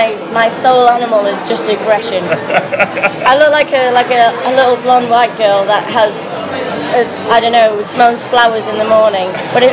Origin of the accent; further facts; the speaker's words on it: United Kingdom; accent: northern; in probably a northern accent.